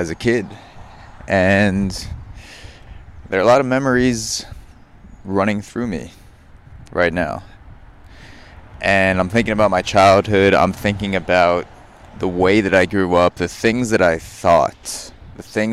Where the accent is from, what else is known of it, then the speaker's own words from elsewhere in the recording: Long Island, New York, United States; growing up in Long Island and being around New York City, it's a super liberal, progressive area